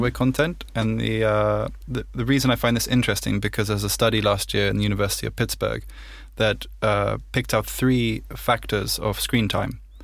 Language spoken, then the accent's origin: English; United Kingdom; I'm British